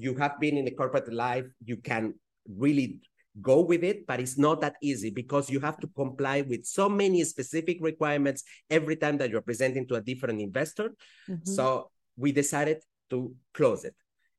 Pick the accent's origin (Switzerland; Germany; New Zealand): Switzerland; first language Spanish; English is a second language; I do speak French because I grew up in Switzerland. And I then Spanish because that's my mother tongue, even though I don't practice it enough.